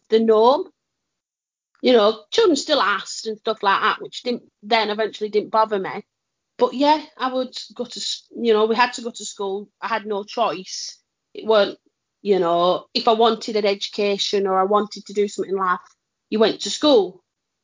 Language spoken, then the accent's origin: English; Lancashire, North West England, United Kingdom; we're from Lancashire